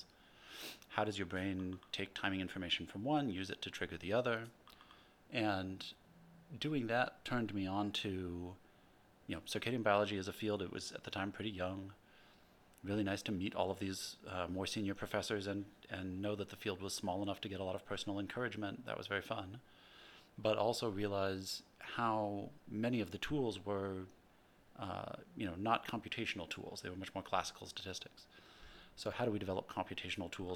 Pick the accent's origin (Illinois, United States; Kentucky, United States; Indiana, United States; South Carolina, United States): Illinois, United States; Urbana; also born or lived in Seattle, Washington / Berkeley, California; now in San Diego, United States; I grew up in the Midwest in Urbana-Champaign in central Illinois